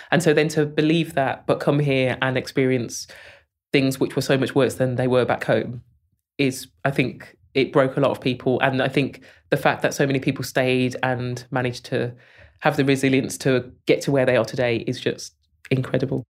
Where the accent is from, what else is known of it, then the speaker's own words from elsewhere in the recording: Birmingham, West Midlands, United Kingdom; I was born in Selly Oak and raised there.